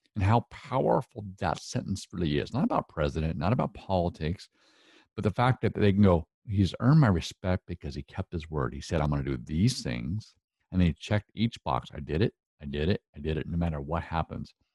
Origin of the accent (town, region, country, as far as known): Northwest, United States; accent: Northwest